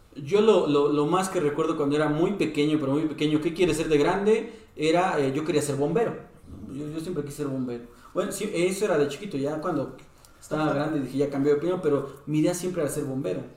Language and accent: Spanish; Mexico; como mexicanos